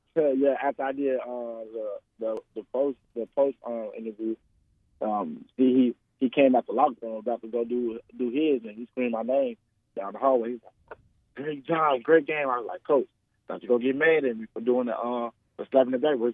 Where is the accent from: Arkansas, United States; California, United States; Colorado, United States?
Arkansas, United States; Jacksonville; I'm from Jacksonville